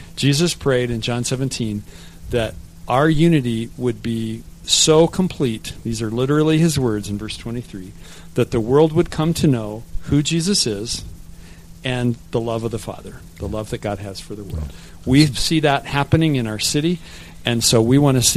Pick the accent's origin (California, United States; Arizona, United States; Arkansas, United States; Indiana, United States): Arizona, United States; Tucson; I was born in Tucson, so grew up here